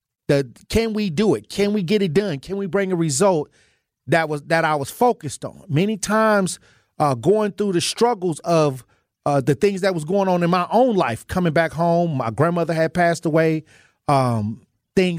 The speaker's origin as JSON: {"language": "English", "town": "Milwaukee", "region": "Wisconsin", "country": "United States", "tie": "born or raised there", "also_born_or_lived": "Iowa / Minnesota", "moved": "as an adult", "said": "I was born and raised in Milwaukee, but I left and went to Iowa, Minnesota for 11 years."}